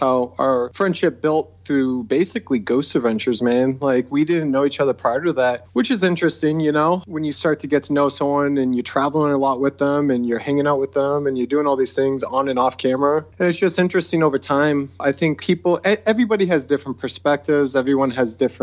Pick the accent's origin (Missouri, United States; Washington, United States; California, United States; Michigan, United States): California, United States; near San Jose; I was born right near San Jose, California, and I used to go there when I was a kid